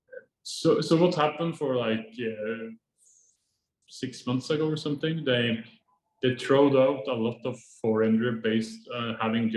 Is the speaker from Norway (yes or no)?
yes; Norway; moved away as an adult; now in Vietnam; I come from Norway, where it's really strict that you follow the traffic rules